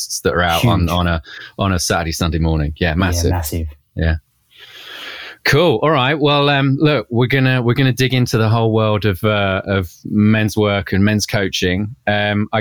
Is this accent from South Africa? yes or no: no; United Kingdom; like typical British thing, went to Australia after uni